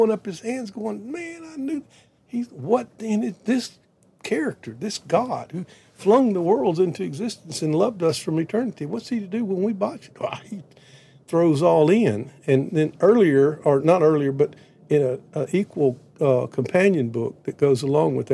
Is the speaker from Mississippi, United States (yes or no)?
yes; Prentiss, Mississippi, United States; I grew up in South Mississippi in a little town called Prentice, 1,000 people